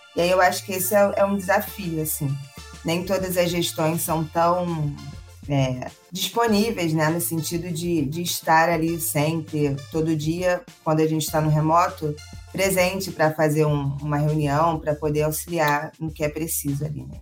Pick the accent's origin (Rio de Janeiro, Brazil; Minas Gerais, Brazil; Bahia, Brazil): Rio de Janeiro, Brazil; sou carioca, tô aqui no Rio.